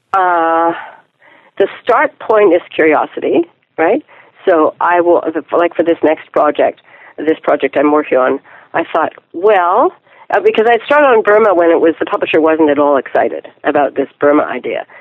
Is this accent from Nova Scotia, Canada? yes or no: no; Ottawa, Ontario, Canada; also born or lived in Quebec City; I grew up uh, mostly in Ottawa, Ontario, Canada